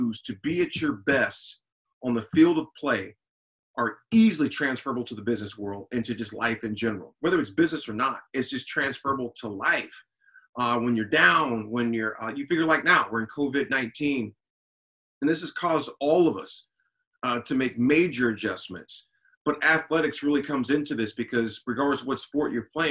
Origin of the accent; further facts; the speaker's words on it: Lincoln, Nebraska, United States; Born and raised in Lincoln, Nebraska. Went to high school here, college here